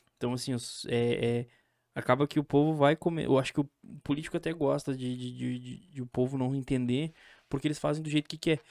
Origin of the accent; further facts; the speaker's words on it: São Joaquim, Santa Catarina, Brazil; Eu sou de São Joaquim